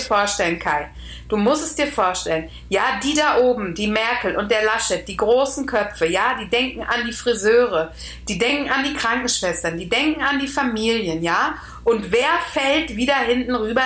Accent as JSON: {"language": "German", "country": "Austria", "said": "ich bin Österreicherin."}